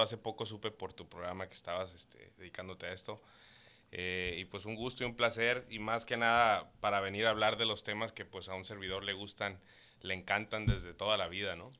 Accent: Caborca, Sonora, Mexico; yo nací en Caborca, Sonora, este, tierra caliente

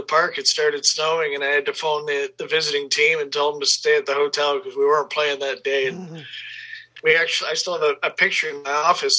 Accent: Portage la Prairie, Manitoba, Canada; I grew up in Portage Prairie

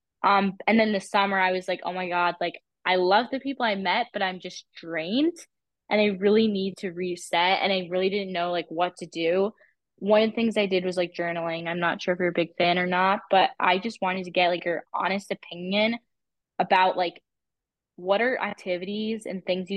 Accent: Ohio, United States; I'm from Ohio and it's actually really close to Toronto, like in the States.

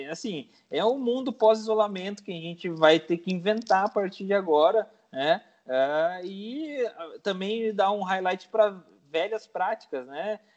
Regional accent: Paraná, Brazil; eu sou do Paraná e eu amo araucária, sabe?

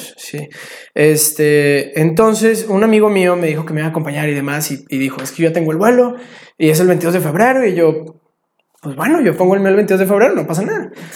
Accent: Mexico; soy mexicano

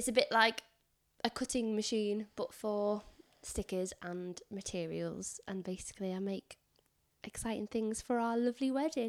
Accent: England, United Kingdom; I mean, I'm Northern, so I suppose if you were in London...

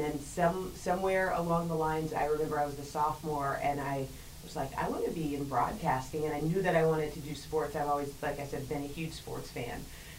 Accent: Atlanta, Georgia, United States; also born or lived in St. Louis / New Jersey / Pittsburgh / West Bloomfield; A little bit of everywhere. I say that I'm from Atlanta, but I was actually born in St. Louis. My dad worked for Ford, and so we moved a lot. I lived in, New Jersey. I lived in Pittsburgh.

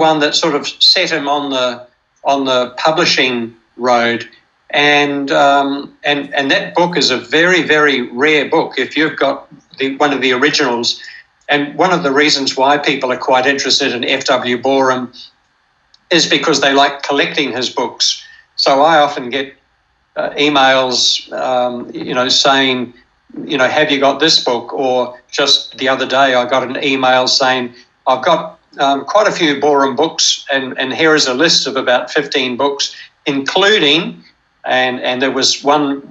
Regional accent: New Zealand; I grew up in New Zealand, and I trained as a Baptist to be a Baptist minister

